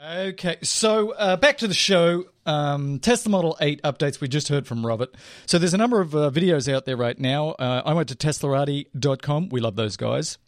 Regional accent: Australia; I'm Australian

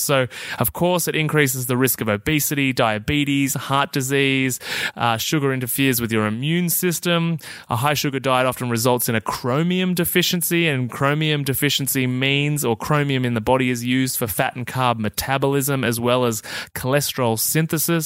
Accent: Australia; I'm Australian

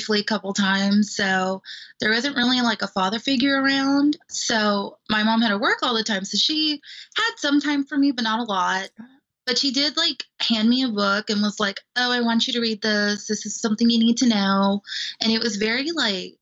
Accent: Los Angeles, California, United States; now in Missouri, United States; I grew up in Los Angeles, California

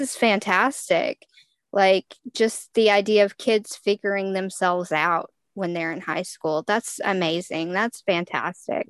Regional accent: Texas, United States; I am from Texas, so obviously I went to football games in high school

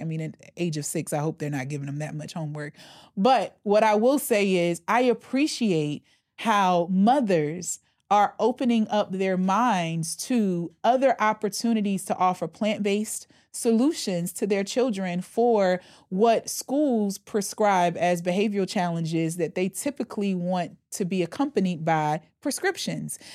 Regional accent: the Bible Belt, United States; I come from the Bible Belt.

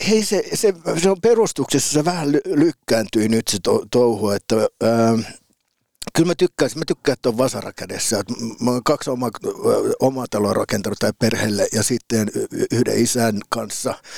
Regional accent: Piikkiö, Southwest Finland, Finland; moved away as an adult; also born or lived in Turku / Helsinki; mä oon syntynyt Turussa

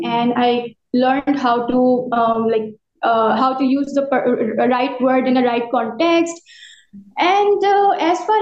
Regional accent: Pakistan; English is a second language; I'm from Pakistan.

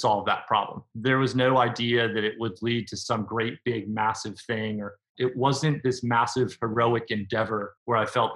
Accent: Nashville, Tennessee, United States; I'm from Nashville, Tennessee.

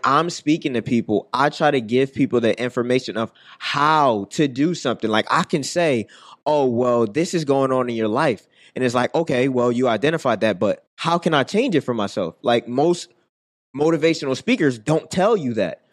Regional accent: Philadelphia, Pennsylvania, United States; growing up in West Philly

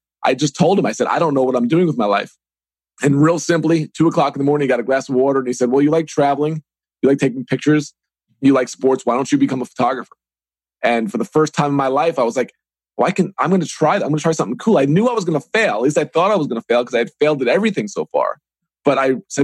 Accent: Long Island, New York, United States; moved away as an adult; also born or lived in Evansville; now in Pittsburgh, United States; I grew up on Long Island, New York

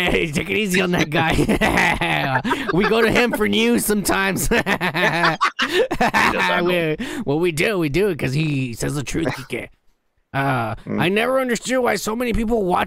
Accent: United States; I'm American

